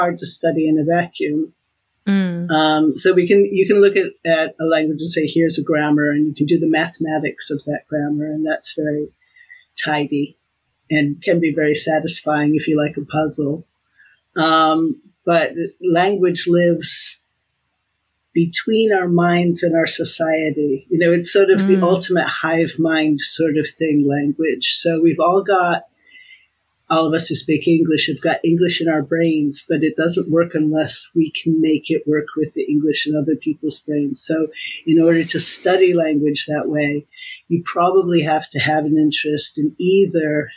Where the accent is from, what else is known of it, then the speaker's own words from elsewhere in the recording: United States; moved away as an adult; now in United Kingdom; my place as an American in the world